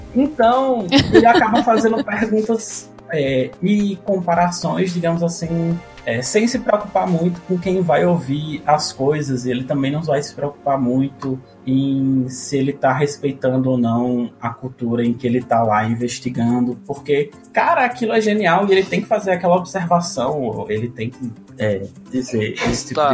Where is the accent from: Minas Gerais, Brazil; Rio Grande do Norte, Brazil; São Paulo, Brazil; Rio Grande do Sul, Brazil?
Rio Grande do Norte, Brazil; Natal; now in Brasília, Brazil